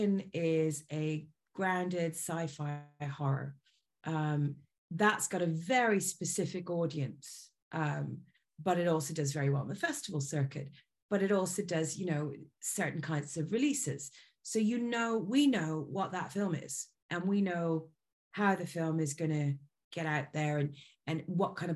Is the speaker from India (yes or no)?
no; Ireland; also born or lived in Libya; being Irish